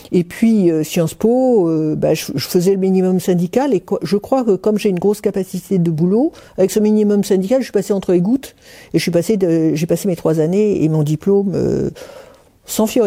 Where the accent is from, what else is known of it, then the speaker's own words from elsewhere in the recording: Paris, Île-de-France, France; moved away as an adult; also born or lived in Aix-en-Provence; j'ai quitté Paris, mes parents, et je suis allé m'installer à Aix-en-Provence.